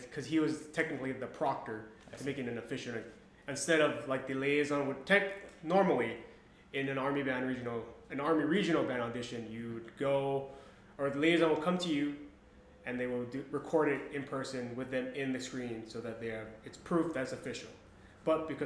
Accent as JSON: {"language": "English", "town": "Honolulu", "region": "Hawaii", "country": "United States", "tie": "born or raised there", "also_born_or_lived": "Las Vegas, Nevada / Utah", "moved": "as an adult", "lives_now": "Fort Stewart, Georgia, United States", "said": "I was born and raised in Honolulu, Hawaii."}